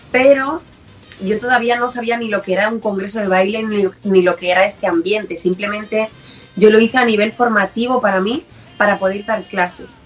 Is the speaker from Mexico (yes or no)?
no; Spain; sí, las chicas sí somos todas españolas.